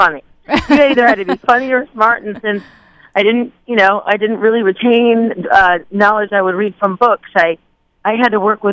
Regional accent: Michigan, United States; I grew up in Michigan in a small town

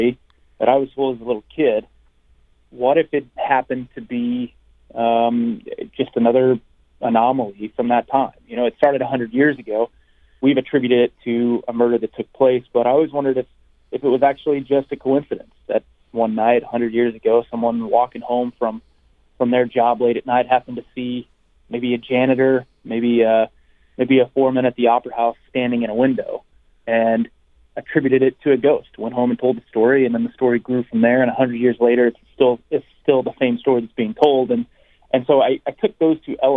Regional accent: Van Buren, Arkansas, United States; moved away; my hometown of Van Buren, Arkansas

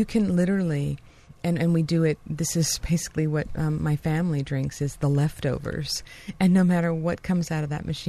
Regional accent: New York, United States; I came from New York, and that's where I got my cold-pressed juice and fell in love with it.

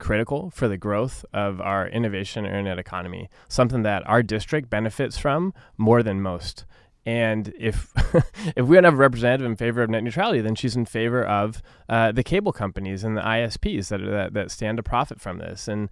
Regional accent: Orange County, California, United States; I'm a kid from Orange County. And like so many kids from Orange County, you know, we grow up in a pretty diverse community.

